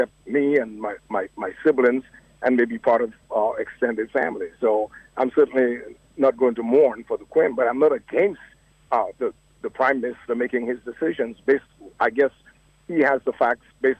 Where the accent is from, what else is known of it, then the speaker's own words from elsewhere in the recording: Dominica; now in United States; as an American who was born in Dominica and a Dominican, I guess I have dual citizenship